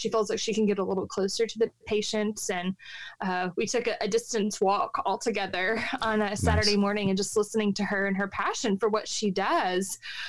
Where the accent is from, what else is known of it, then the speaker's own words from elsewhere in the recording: Texas, United States; I'm a Texan.